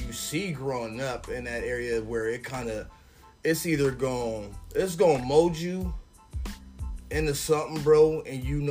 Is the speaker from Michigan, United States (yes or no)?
no; San Diego, California, United States; Born and raised, I'm a San Diego, California native